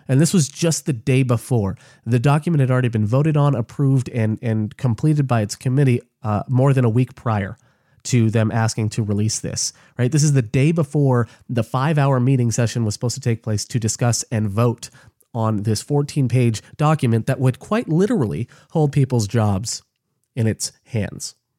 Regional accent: United States; I'm an American because I'm an American

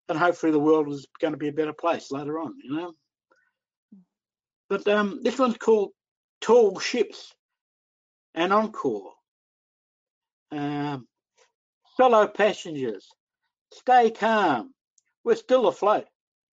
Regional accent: Australia

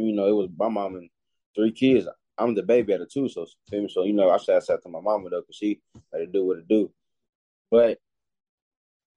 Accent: Louisville, Kentucky, United States; I'm from Louisville, Kentucky, a neighborhood called Season Greenwood

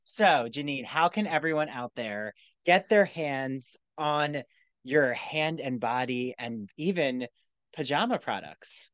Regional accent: New Jersey, United States; I grew up near there in South Jersey

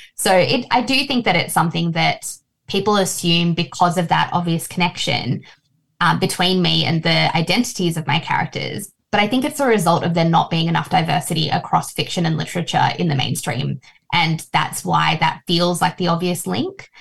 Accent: Australia; also born or lived in Fiji; I've been in Australia since I was three

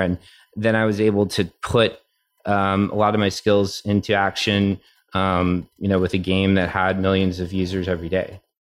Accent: Tennessee, United States; moved away as an adult; I grew up in Tennessee.

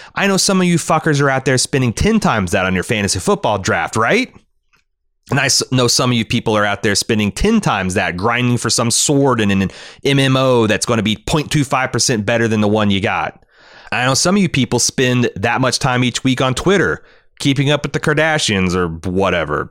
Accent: Ohio, United States; my home state of Ohio

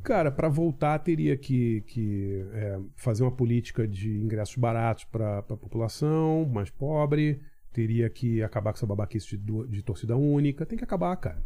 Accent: Rio de Janeiro, Brazil; moved away as an adult; also born or lived in New York, United States; now in São Paulo, Brazil; morei na, na, Ilha do Governador, no Rio, infância classe média

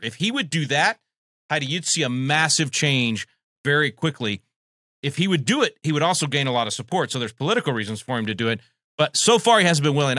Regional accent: Texas, United States; here in my home state of Texas

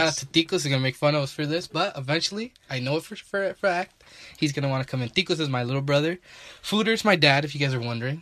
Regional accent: Santa Maria, California, United States; now in Lula, Georgia, United States; We're from Santa Maria, California. We moved to Georgia

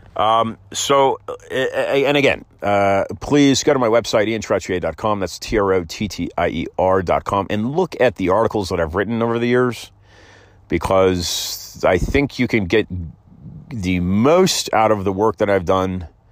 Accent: Oakland, California, United States; when I was growing up in, uh, San Francisco Bay Area

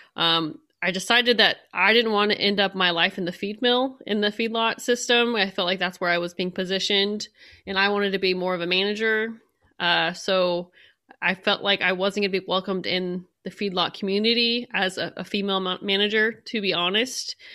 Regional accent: San Joaquin Valley, California, United States; moved away; I am from California, from the San Joaquin Valley

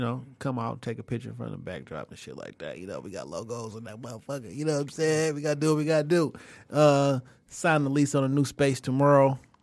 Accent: St. Louis, Missouri, United States; I'm from Saint Louis

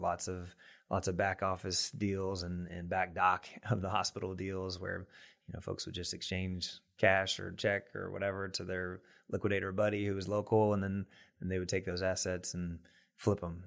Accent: Mannsville, Kentucky, United States; also born or lived in Danville, Kentucky; I'm from Kentucky originally. Um, from kind of a small town in Taylor County, Kentucky, a little town, Mansville

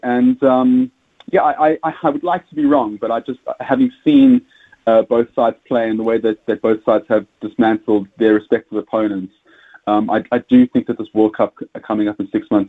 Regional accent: South Africa; accent: South African; As you can hear from my accent, I'm South African

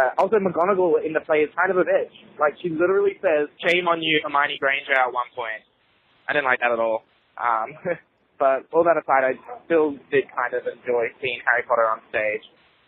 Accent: Australia; now in New York, United States; I'm from Australia, but I currently live in New York.

